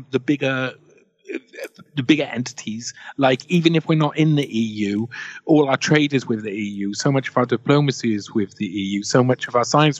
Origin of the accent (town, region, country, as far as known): Wales, United Kingdom